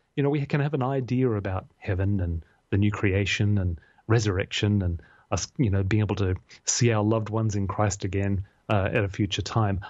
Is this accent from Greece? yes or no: no; Australia; being an Australian male